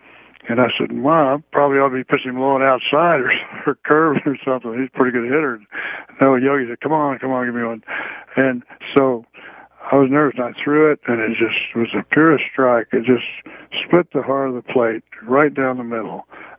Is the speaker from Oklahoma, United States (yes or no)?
yes; Chelsea, Oklahoma, United States; But I grew up in Chelsea, and it was Commerce, Oklahoma was not far from there